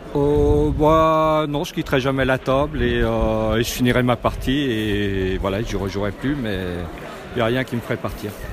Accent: Lyon, Auvergne-Rhône-Alpes, France; je viens de Lyon

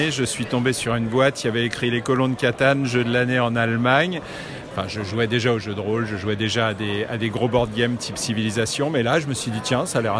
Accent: Paris, Île-de-France, France; je viens de Paris

